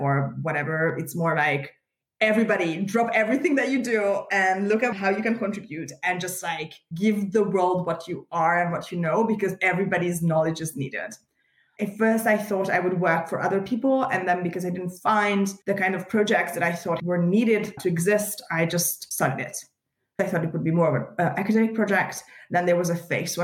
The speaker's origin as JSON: {"language": "English", "region": "Budapest", "country": "Hungary", "tie": "born or raised there", "said": "I was born in Budapest in Hungary in East Central Europe."}